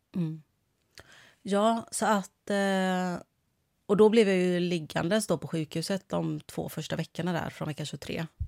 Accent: Kungälv, Västra Götaland, Sweden; accent: Gothenburg dialect (göteborgska); moved away as an adult; now in Stockholm, Sweden; Men jag är från Kungälv.

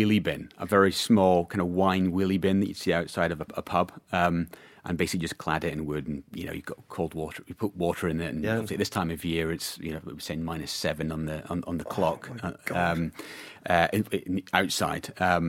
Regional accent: Scotland, United Kingdom; I mean, I'm, you know, born and raised in Scotland, so I guess it's in the blood there.

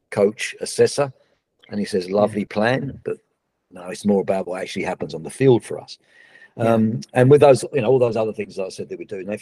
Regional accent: Australia; it was not, not just emotional as an Australian, but it's incredible to see where we're at now

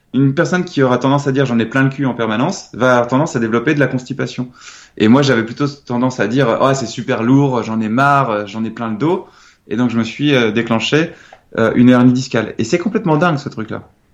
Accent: Nantes, Pays de la Loire, France; je suis originaire de Nantes

